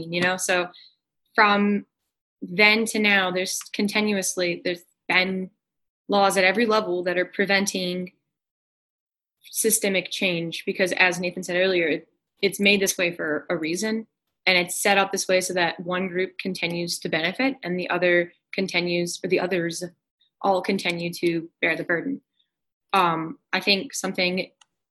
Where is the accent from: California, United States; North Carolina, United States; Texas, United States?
North Carolina, United States; I'm from North Carolina